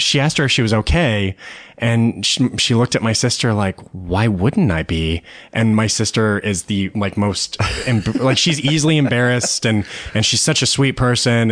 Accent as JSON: {"language": "English", "town": "Austin", "region": "Texas", "country": "United States", "tie": "born or raised there", "said": "I grew up in Austin, Texas"}